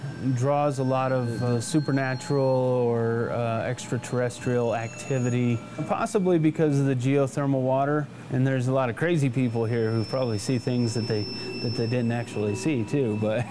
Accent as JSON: {"language": "English", "area": "San Luis Valley", "region": "Colorado", "country": "United States", "tie": "born or raised there", "also_born_or_lived": "Texas", "said": "I was born in Texas, but I had the good sense to move to Colorado when I was 6 months old, and been in the valley almost ever since."}